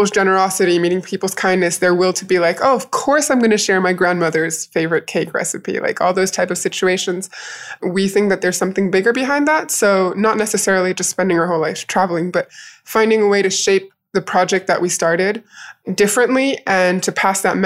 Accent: United States; also born or lived in France / United Kingdom; now in Morocco; I grew up in the United States

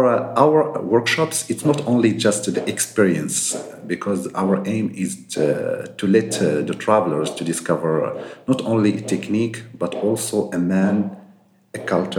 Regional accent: Marrakesh, Marrakesh-Safi, Morocco; also born or lived in Casablanca; I was born in Casablanca, and we moved to Marrakesh when I was 2 years old. Mm-hmm. So I spent all my life here in Marrakesh

